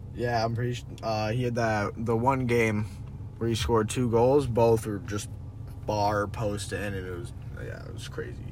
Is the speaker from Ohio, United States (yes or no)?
no; Connecticut, United States; I'm from Connecticut in the states